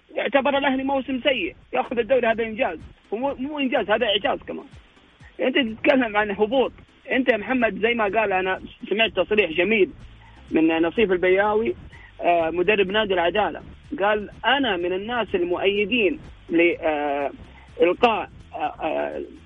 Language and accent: Arabic; Saudi Arabia; عندنا في السعوديه